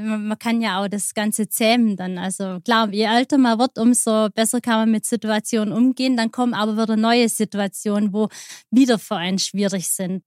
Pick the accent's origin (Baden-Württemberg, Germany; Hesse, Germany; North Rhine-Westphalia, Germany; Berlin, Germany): Baden-Württemberg, Germany; Aalen; moved away as an adult; now in Germering, Germany; kommen aus Aalen, in, in der Nähe von Aalen. Das mhm. ist auf der Schwäbischen Alb.